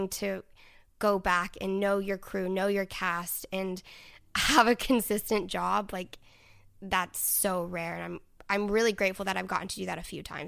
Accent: Dallas, Texas, United States; Yeah, I'm from Dallas.

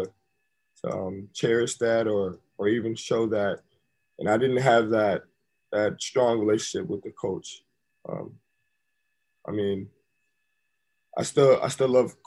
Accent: Syracuse, New York, United States; also born or lived in Milwaukee, Wisconsin; I came back to my hometown

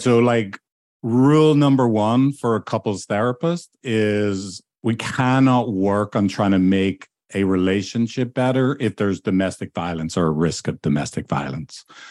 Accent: Ireland; moved away; back in my home country of Ireland

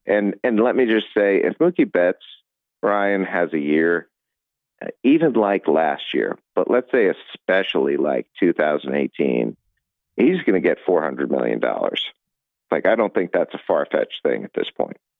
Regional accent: Cleveland, Ohio, United States; moved away; I grew up in Cleveland

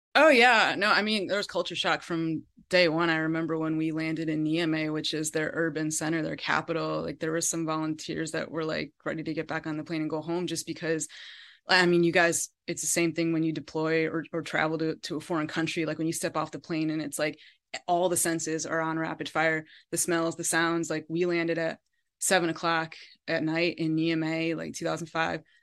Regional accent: Connecticut, United States; my upbringing in Connecticut and growing up in New England

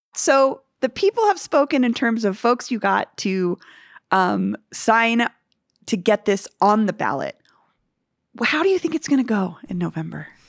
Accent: Denver, Colorado, United States; also born or lived in Barnum, Denver; I grew up in Virginia Village, which is like a fifty subdivision

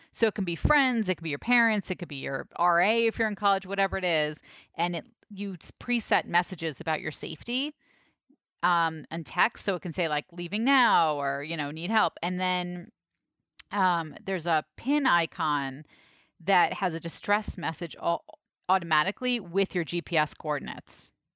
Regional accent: New York City, New York, United States; growing up in Brooklyn

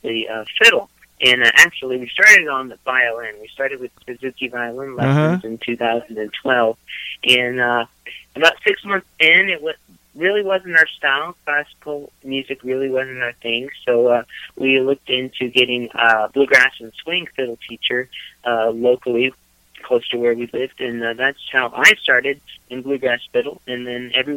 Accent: Texas, United States; now in Knoxville, United States; we grew up in Texas

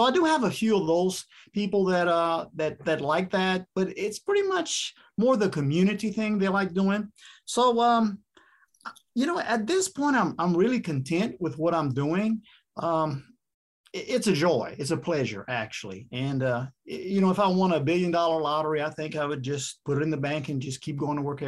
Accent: South Louisiana, United States; I'm from South Louisiana.

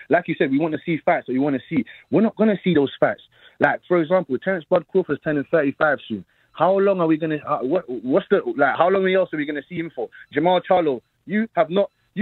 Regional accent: London, United Kingdom; I'm calling from South London

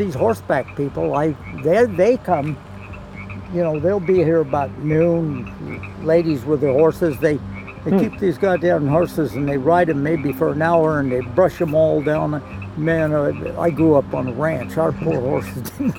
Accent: Reno, Nevada, United States; I'm from Reno, Nevada.

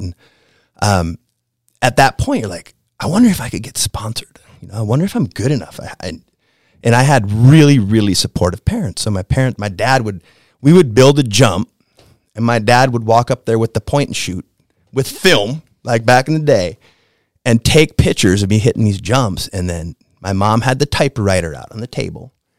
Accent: Shell Lake, Wisconsin, United States; moved away; I'm from Wisconsin, uh, northern Wisconsin, uh, a town called Shatek, Wisconsin.

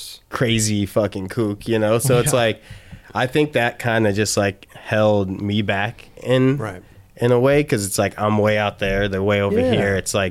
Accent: Midwest, United States; No, I think the thing with shorties was I'm from the Midwest, you know, I'm way out there.

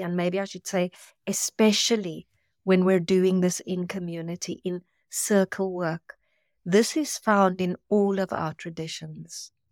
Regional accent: South Africa; moved away; I come from South Africa

